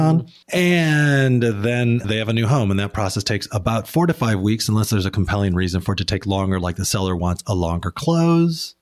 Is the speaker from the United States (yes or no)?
yes; Midwest, United States; now in Portland, United States; we grew up in the Midwest